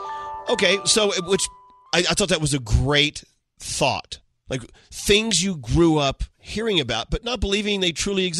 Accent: Erie, Pennsylvania, United States; growing up in Erie, Pennsylvania

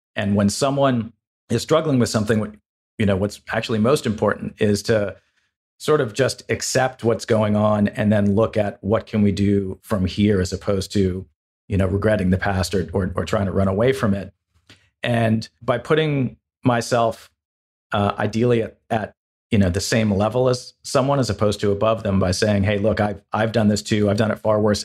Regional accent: Los Angeles, California, United States; moved away as an adult; also born or lived in Woodstock, Vermont; I grew up in Los Angeles

